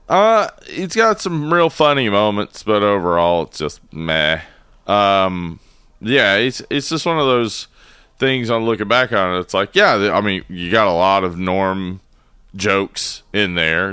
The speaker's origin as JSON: {"language": "English", "region": "the South", "country": "United States", "said": "I'm from the South"}